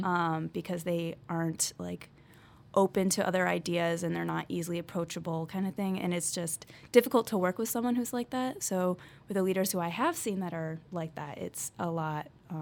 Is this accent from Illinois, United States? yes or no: yes; North Chicago, Illinois, United States; I'm from North Chicago.